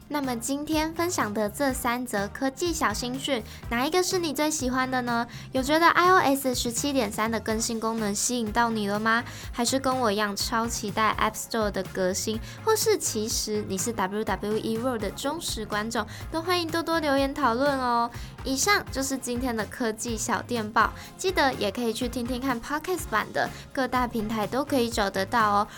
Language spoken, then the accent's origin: Chinese; Kaohsiung, Taiwan; 我的故乡高雄